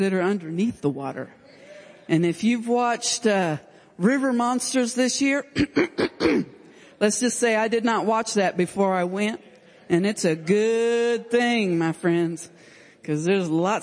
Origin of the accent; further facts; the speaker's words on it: Stillwater, Oklahoma, United States; I'm from Stillwater, America.